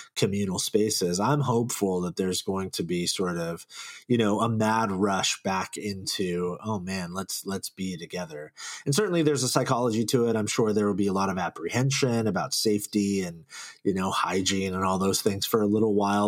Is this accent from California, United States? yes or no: yes; Silicon Valley, California, United States; I grew up here in the Silicon Valley. I've been here my whole life